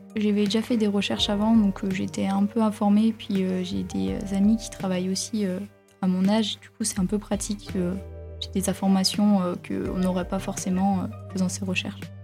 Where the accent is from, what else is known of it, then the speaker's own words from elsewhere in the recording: La Roche-sur-Yon, Pays de la Loire, France; je viens de La Roche-sur-Yon